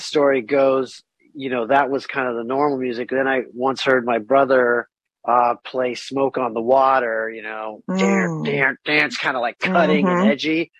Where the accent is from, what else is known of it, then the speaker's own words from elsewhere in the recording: California, United States; I was born in Cali, you know, I had a musical family